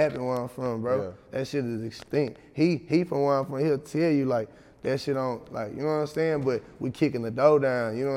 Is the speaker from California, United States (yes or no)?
no; Texas City, Texas, United States; now in Houston, United States; I'm from Tech City, Texas